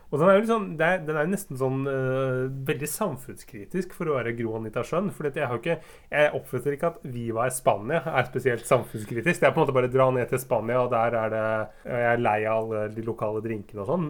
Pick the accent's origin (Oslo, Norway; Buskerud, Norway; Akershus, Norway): Buskerud, Norway; Røyken; vi er fra Røyken.